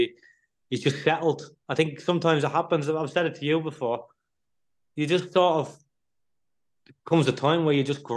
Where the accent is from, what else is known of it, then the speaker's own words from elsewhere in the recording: Ireland; being Irish